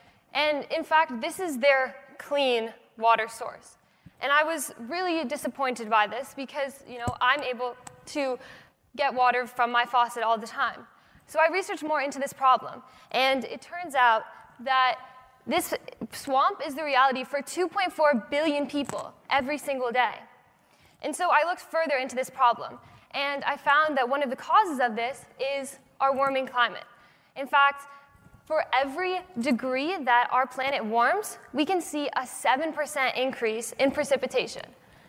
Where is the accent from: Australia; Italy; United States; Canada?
United States; Boston, Massachusetts; I'm 16 years old, I'm from Boston